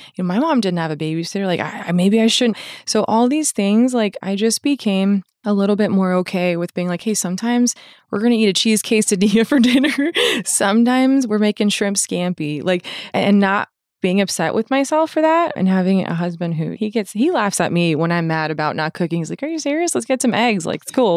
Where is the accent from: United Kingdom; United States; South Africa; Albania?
United States; Fort Lauderdale, Florida; I grew up in Fort Lauderdale